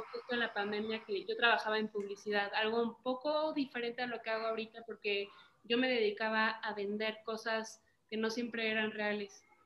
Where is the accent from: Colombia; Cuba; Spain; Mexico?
Mexico; Morelia, Michoacán; moved away as an adult; now in Mexico City, Mexico; Nosotras somos de Morelia, Michoacán. Estamos ahorita actualmente en la Ciudad de México. Yo me vine hace tres años por mi carrera